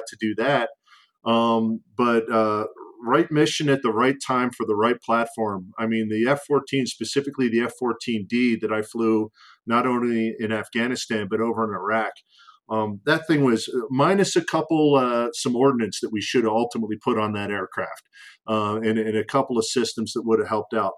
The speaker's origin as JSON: {"language": "English", "town": "Philadelphia", "region": "Pennsylvania", "country": "United States", "tie": "born or raised there", "said": "Philly born and raised, so I'm an East Coast boy"}